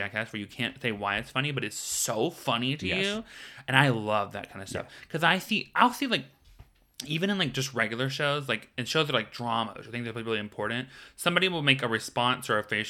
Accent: the South, United States; I grew up in the South. We've been making jam, girl.

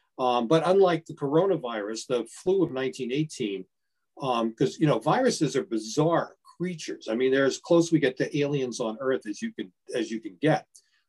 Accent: Baltimore, Maryland, United States; moved away; also born or lived in New Hampshire; I grew up in Baltimore, Maryland, and I just loved radio. I thought it was a lot of fun. And when I moved to New Hampshire, there was a small station nearby.

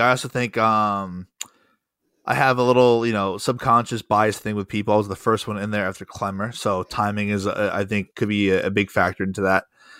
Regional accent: New Jersey, United States; I never listened to, you know, WEEI growing up in New Jersey.

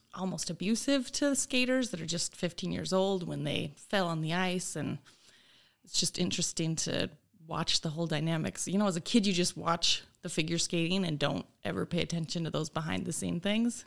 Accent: Sutherland, Utah, United States; moved away as an adult; also born or lived in Delta, Utah / Virginia; now in Oshkosh, United States; I'm really from a place called Sutherland, Utah, which has a population of about three hundred people

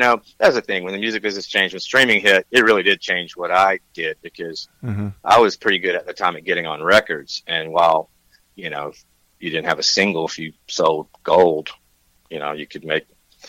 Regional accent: Tennessee, United States; Man, I'm an East Coast guy, man. I'm from Tennessee.

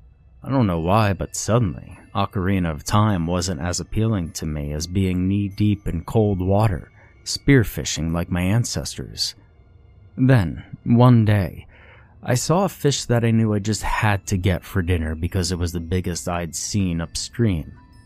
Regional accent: Iowa, United States; I grew up in Iowa, on farmlands that apparently belonged to our ancestors, but didn't anymore.

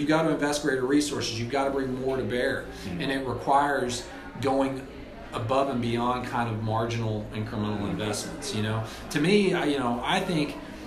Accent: Springdale, Arkansas, United States; I grew up in Springdale, Arkansas, you know, in the northwest part of the state.

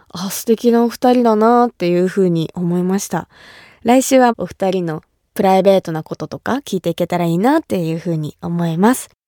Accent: Kumamoto, Japan; 私が生まれ育った熊本

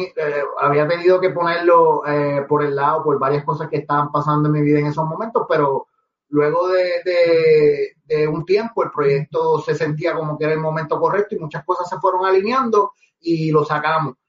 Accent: Guaynabo, Puerto Rico; also born or lived in Manatí; yo soy de Guaynabo

